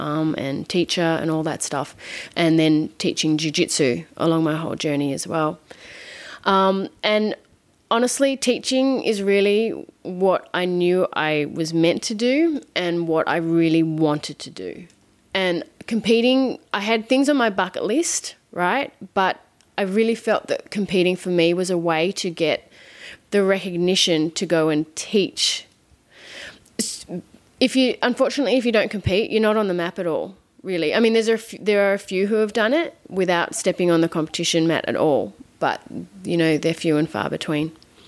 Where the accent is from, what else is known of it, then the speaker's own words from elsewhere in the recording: Australia; accent: Australian; moved away as an adult; on the phone to my family back in Australia, they all laugh at me because I'm like British. I'm like, no, I'm not. So I want to keep my Australian accent for as long as I can, but I've been living here for 9 years